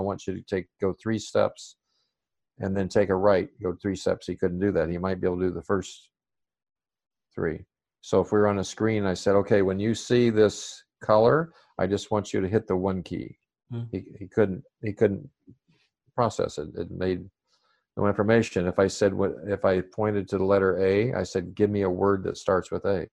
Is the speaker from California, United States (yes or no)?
no; Arkansas, United States; I still speak pretty slow, but I blame that because I grew up in Arkansas